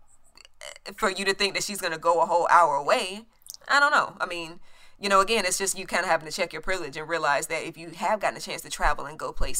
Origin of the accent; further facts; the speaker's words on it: a small town in North Carolina, United States; I'm from a small town in North Carolina